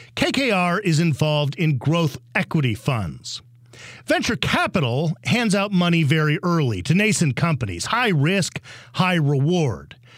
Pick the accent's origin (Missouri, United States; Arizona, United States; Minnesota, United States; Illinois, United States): Illinois, United States; I'm from Illinois